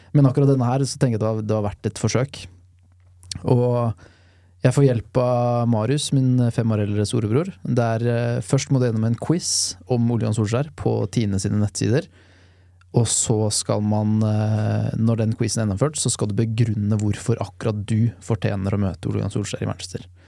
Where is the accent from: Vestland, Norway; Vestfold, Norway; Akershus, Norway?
Akershus, Norway; Lørenskog; Da er jeg ti år gammel. Og jeg mener og erindrer at jeg sitter rundt frokostbordet hjemme i Lørenskog